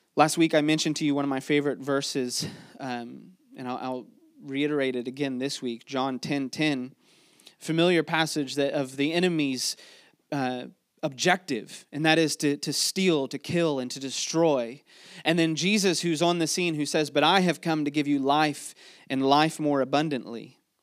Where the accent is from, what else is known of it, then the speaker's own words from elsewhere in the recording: Mechanicsville, Virginia, United States; before we are, uh, from Mechanicsville or before we're from Virginia or before we're Americans